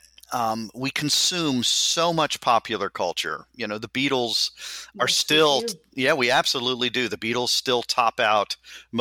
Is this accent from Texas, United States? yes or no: yes; Houston, Texas, United States; I'm from Houston, Texas.